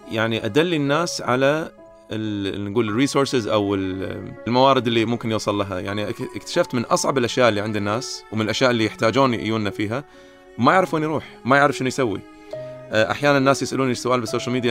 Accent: Kuwait; فييتي على الكويت لما كان عمري 14 كانت غريبه يعني مع انا كويتي بس كانت دوله غريبه علي

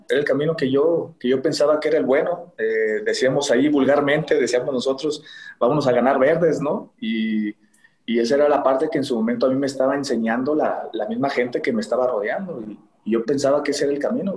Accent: Tlaquepaque, Jalisco, Mexico; ahí de Tlaquepaque, yo crecí en Tlaquepaque

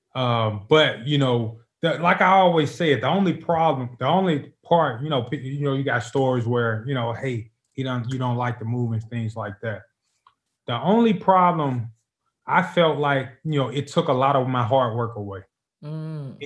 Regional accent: Memphis, Tennessee, United States; moved away as an adult; now in Nashville, United States; I'm from Memphis, right down the road

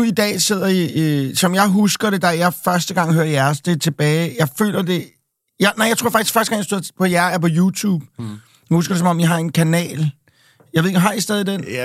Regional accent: Copenhagen, Capital Region of Denmark, Denmark; jeg er jo fra Amager

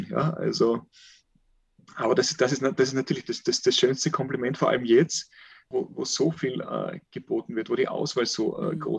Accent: Carinthia, Austria; wenn ich bei mir daheim, wo ich aufgewachsen bin, im, im Lavantal oder sogar wenn ich den, den, den unterkärntner Raum

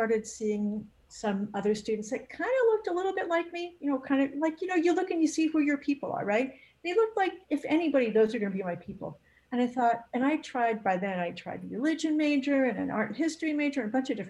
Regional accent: San Fernando Valley, California, United States; also born or lived in North Carolina; I grew up in the San Fernando Valley

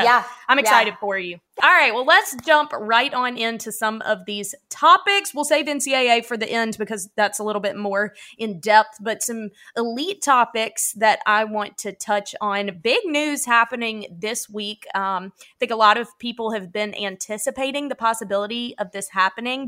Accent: the South, United States; I'm from the South

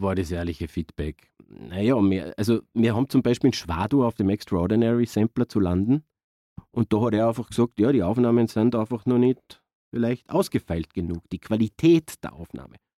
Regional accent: Innergebirg, Salzburg, Austria; moved away as an adult; now in Salzburg, Austria; bin ich aus dem Innergebirg und bin auch dann in die Stadt gezogen mit Anfang 20

